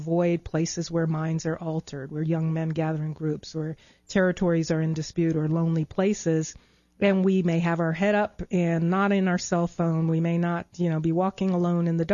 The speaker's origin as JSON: {"language": "English", "area": "Long Island", "region": "New York", "country": "United States", "tie": "born or raised there", "said": "I grew up in New York on Long Island and would ride the Long Island Railroad into Manhattan"}